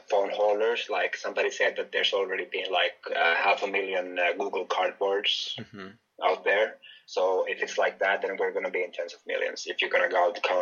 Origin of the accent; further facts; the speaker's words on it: Finland; moved away; also born or lived in Greece; I'm Finnish from Finland.